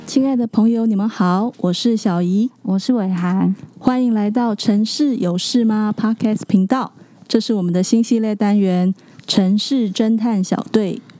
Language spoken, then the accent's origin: Chinese; Tainan, Taiwan; 我是台南人